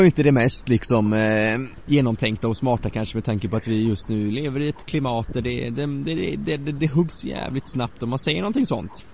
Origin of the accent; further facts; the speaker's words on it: Bärfendal, Bohuslän, Västra Götaland, Sweden; moved away; I Berfendal, där jag är uppvuxen